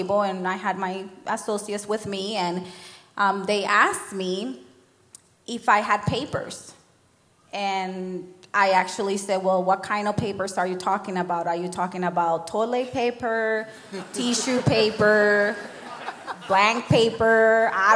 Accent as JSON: {"language": "English", "country": "Nicaragua", "moved": "yes", "said": "I'm not Mexican. I'm from Nicaragua"}